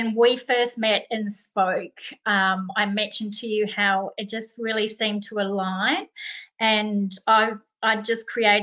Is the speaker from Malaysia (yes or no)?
no; Melbourne, Victoria, Australia; moved away as an adult; also born or lived in United States / United Kingdom / Europe; I am from Melbourne, Australia, but I have lived in other places around the world, including the US and the UK and Europe